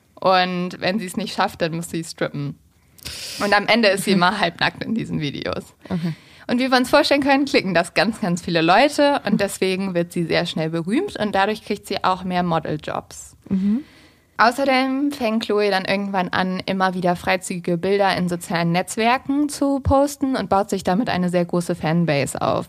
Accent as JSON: {"language": "German", "area": "the North", "region": "Northern Germany", "country": "Germany", "tie": "born or raised there", "moved": "yes", "said": "in meiner Heimat im Norden"}